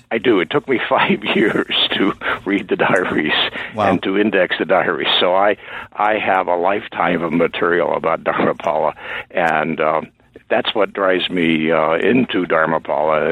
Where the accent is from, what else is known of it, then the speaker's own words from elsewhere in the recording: Indiana, United States; moved away as an adult; also born or lived in New England / Chicago; now in Maine, United States; I grew up in Indiana.